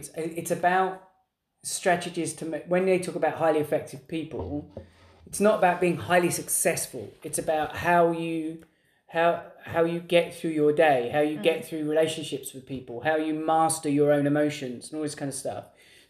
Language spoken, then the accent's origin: English; England, United Kingdom; we're English